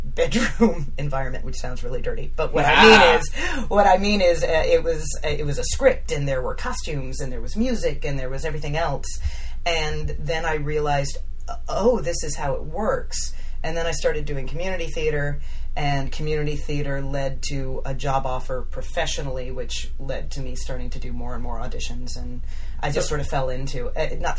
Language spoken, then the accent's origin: English; Florida, United States; also born or lived in Broward County, Florida / Cocoa, Florida / Orlando, Florida; I grew up in Florida, so that's always been home base for me